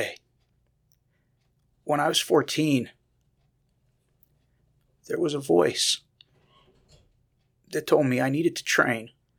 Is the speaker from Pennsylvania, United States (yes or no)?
yes; Pennsylvania, United States; I grew up in Western Pennsylvania, so I know where you guys are located, so don't take that against me.